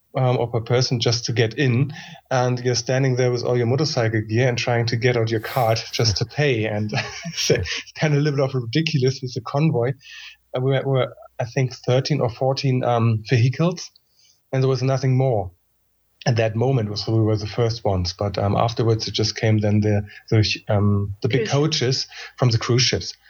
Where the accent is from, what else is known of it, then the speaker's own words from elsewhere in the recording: Germany; I'm coming also from Germany